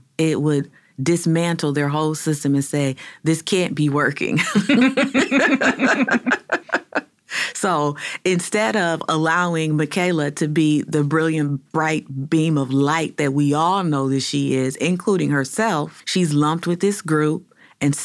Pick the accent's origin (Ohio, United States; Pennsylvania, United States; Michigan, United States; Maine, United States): Ohio, United States; Cleveland; As a native Clevelander born and raised on Huff Avenue